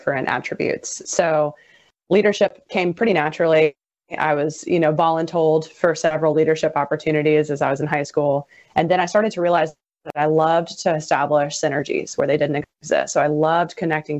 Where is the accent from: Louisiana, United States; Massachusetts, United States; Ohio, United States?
Louisiana, United States; St. Martin; I'm from St. Martin, born and raised, went to high school at St. Martin